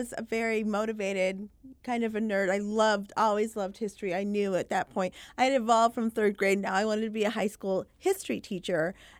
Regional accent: Michigan, United States; also born or lived in Florida / England; I was actually born in Florida and then raised for briefly about 5 years in England. But then eventually we settled in the Upper Peninsula of Michigan, in a very small town

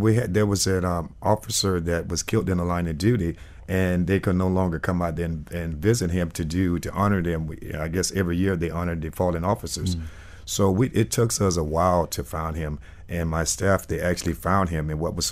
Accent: Miami, Florida, United States; I grew up in Miami for a while, for a long while, and went to school here. And then I went away to Carolina

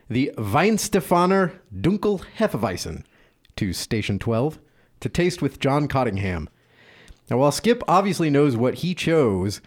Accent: Louisiana, United States; I am from Louisiana, so my culinary heritage is French

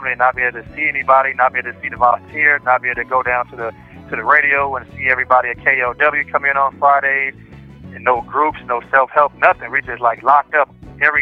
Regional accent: Long Beach, California, United States; I'm from Long Beach, California

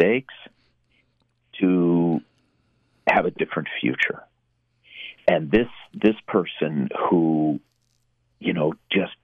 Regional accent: Minneapolis, Minnesota, United States; I was born in Minneapolis in 1960

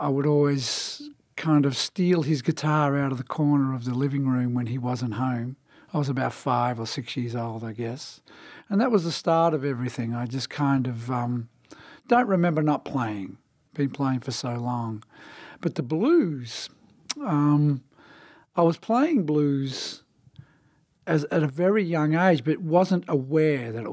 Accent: Melbourne, Victoria, Australia; moved away; I was born and raised in Melbourne, Australia, in the state of Victoria

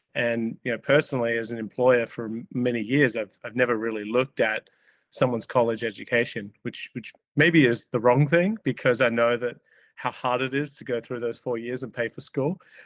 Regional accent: Australia; moved away as an adult; now in Minneapolis, United States; I grew up in Australia

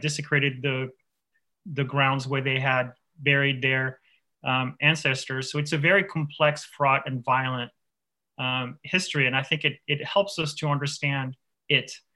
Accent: France; now in Illinois, United States; I grew up I grew up on the Swiss border in France

